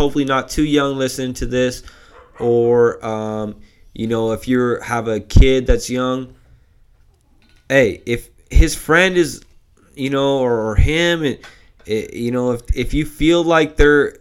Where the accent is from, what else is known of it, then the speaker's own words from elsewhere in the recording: Long Beach, California, United States; we grew up in Long Beach, which is right next to LA.